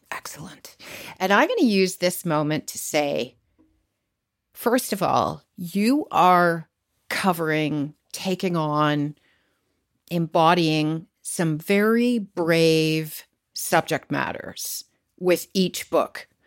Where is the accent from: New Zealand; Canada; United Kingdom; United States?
Canada; I was born and raised and lived in Canada my entire life